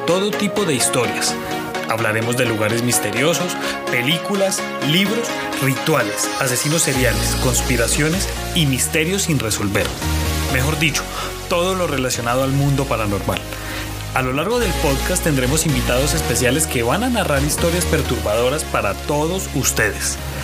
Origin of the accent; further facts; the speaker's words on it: Colombia; Soy un colombiano